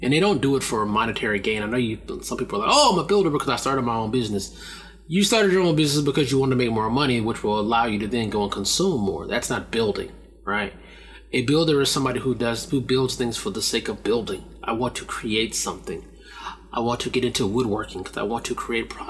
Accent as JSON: {"language": "English", "country": "United States", "said": "as an American"}